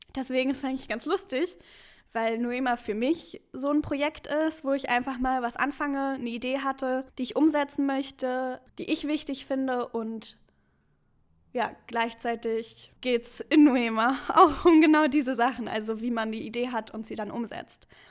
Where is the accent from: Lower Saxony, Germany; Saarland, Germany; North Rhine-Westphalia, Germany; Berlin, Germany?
Berlin, Germany; also born or lived in Halle; ich komme aus Berlin